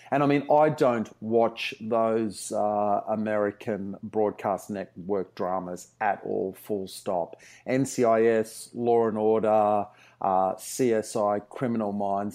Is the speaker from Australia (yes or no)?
yes; Brisbane, Queensland, Australia; moved away; I grew up in Brisbane, in the suburbs of Brisbane.